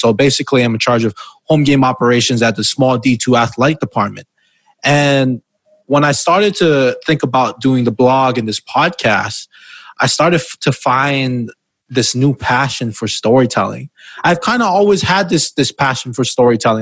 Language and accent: English; Hawaii, United States; Because I'm from Hawaii and we take pride in being from there